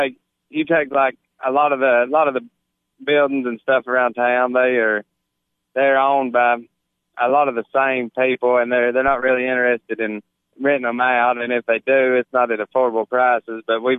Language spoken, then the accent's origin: English; Gainesboro, Tennessee, United States; I was born and raised in Gainesboro